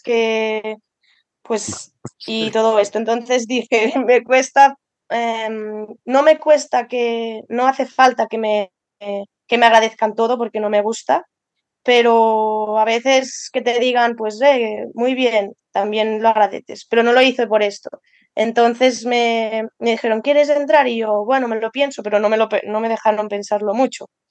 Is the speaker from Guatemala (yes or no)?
no; Andorra; moved away as an adult; also born or lived in Lleida / Balaguer; yo soy de Andorra y estaba estudiando en Lleida